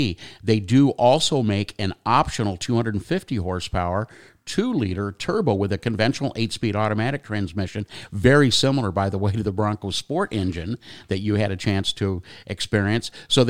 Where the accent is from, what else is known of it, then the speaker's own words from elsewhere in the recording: Los Angeles, California, United States; I remember as a kid growing up in the Valley, Granada Hills, in the 60s and 70s